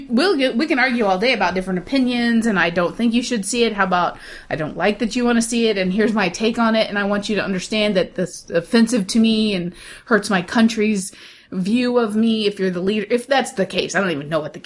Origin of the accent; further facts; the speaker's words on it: United States; I'm American